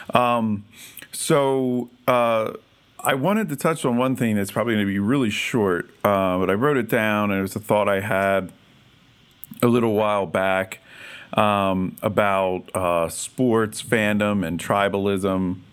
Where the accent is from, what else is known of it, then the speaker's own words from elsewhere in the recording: Philadelphia, Pennsylvania, United States; I grew up in the Philadelphia area